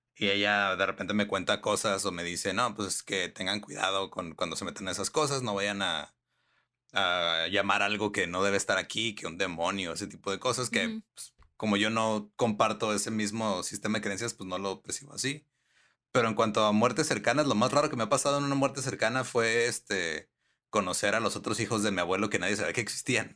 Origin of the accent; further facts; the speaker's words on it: northern Mexico, Mexico; acá como estamos pegados a los gringos